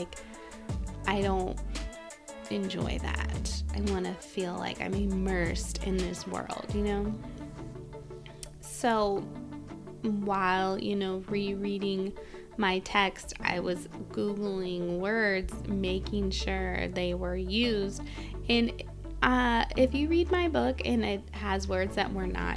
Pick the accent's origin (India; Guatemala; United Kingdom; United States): United States; accent: nasal; if you can't tell from my beautiful nasal accent, I am American